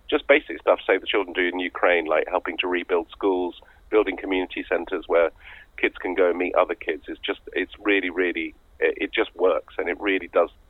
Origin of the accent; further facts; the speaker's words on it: Lebanon; because I grew up in Lebanon, I grew up in the Middle East